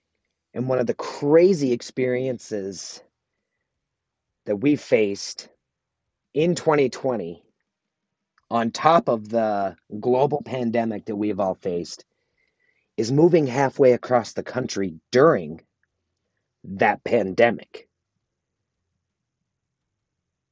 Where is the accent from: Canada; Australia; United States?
United States; South Dakota; moved away as an adult; also born or lived in Sioux Falls, South Dakota; now in Sparks, United States; I grew up in South Dakota